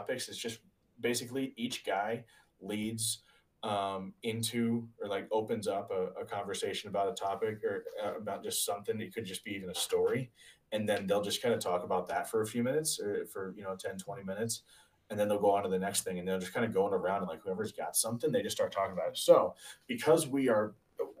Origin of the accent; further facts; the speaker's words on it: Springfield, United States; I grew up in Springfield